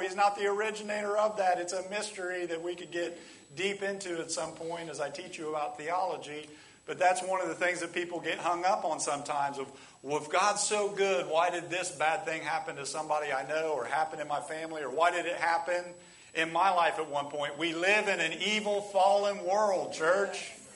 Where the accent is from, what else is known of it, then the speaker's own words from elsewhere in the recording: United States; That's how we are as American Christians